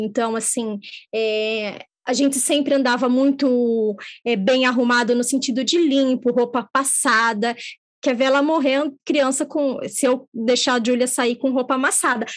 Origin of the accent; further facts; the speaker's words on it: São Paulo, Brazil; nós nascemos em São Paulo